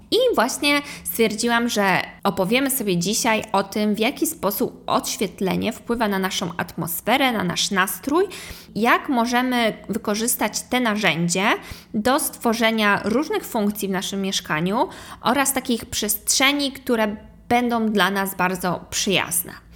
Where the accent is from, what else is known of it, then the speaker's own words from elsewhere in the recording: Kołobrzeg, West Pomeranian Voivodeship, Poland; also born or lived in New York; now in Warsaw, Poland; oryginalnie jestem z Kołobrzegu